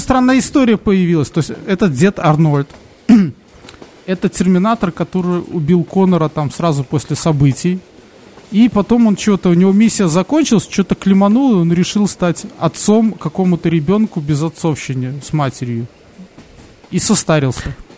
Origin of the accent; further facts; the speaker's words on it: Belarus; у нас когда-то была такая тема, что нас пытались все переводить на белорусский язык